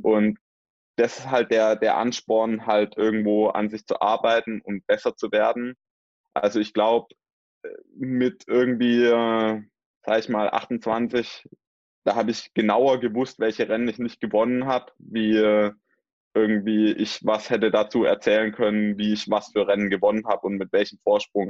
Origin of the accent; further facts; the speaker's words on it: Swabia, Baden-Württemberg, Germany; also born or lived in Mühlacker (born); bei uns im Schwabenland